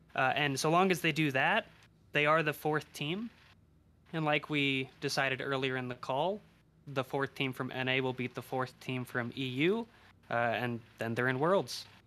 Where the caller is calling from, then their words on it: Denver, Colorado, United States; Calling from Denver, Colorado